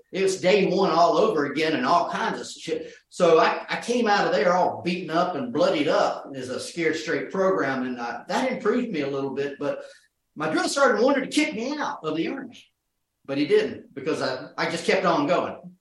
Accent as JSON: {"language": "English", "town": "Norcross", "region": "Georgia", "country": "United States", "tie": "born or raised there", "said": "my neighborhood in Georgia, outside of Norcross, Georgia"}